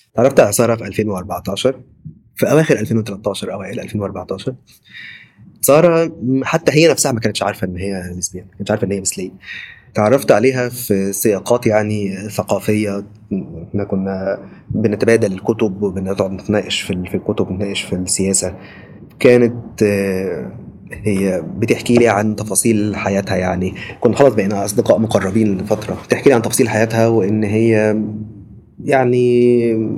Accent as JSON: {"language": "Arabic", "country": "Egypt", "moved": "as an adult", "said": "انا محامي مصري آه، احب اقول ان انا محامي مصري سابقا يعني لان من بعد خروجي من مصر"}